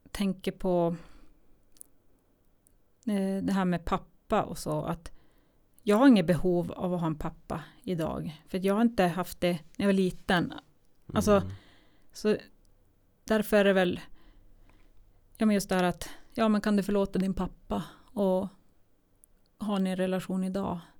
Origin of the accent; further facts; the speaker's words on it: Eskilstuna, Södermanland, Sweden; jag hade ju inget boende eftersom jag kom ifrån Eskilstuna.